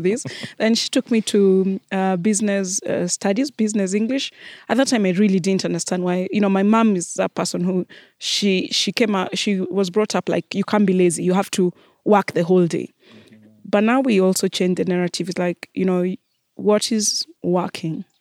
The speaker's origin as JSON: {"language": "English", "country": "Kenya", "moved": "as an adult"}